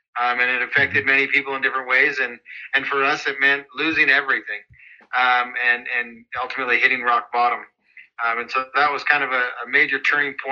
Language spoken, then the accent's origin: English; Calgary, Alberta, Canada; moved away as an adult; now in United States; I'm actually originally from Calgary, Alberta, Canada